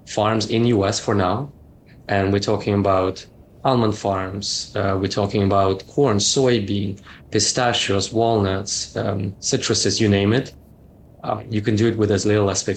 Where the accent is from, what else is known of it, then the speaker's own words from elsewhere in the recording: Canada; I'm Canadian, so I worked for Ontario Teachers Pension Plan